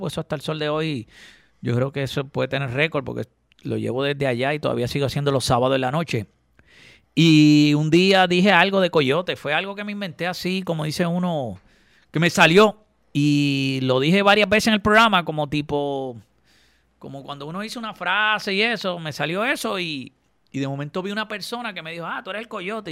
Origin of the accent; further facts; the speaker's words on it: Caguas, Puerto Rico; also born or lived in Gurabo; yo soy de Cagua